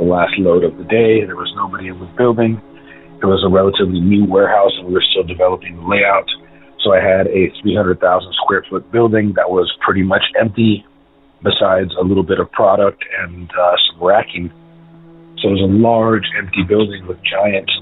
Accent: San Diego, California, United States; I'm from San Diego

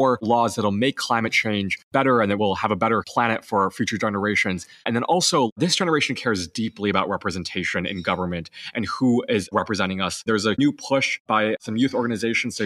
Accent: Illinois, United States; my home state

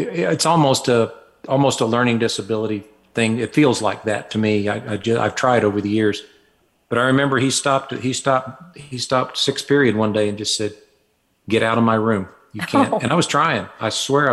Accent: Fayetteville, Arkansas, United States; moved away as an adult; now in Cedaredge, United States; I was born in Fayetteville, Arkansas, grew up there and lived there until I was about 24.

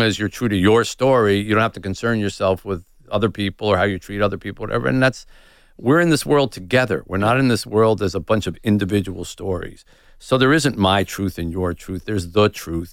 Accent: United States; I'm white and I'm American

